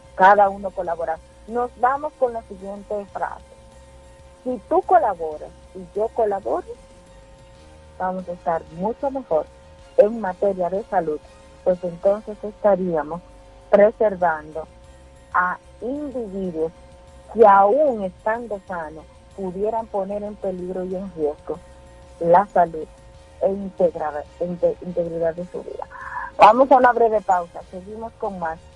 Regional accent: Mao, Valverde, Dominican Republic; Y no viví en la capital. Yo viví en Mao, en mi pueblo

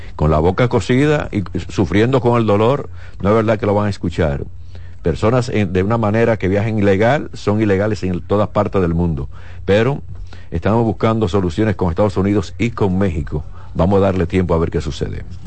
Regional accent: Dominican Republic

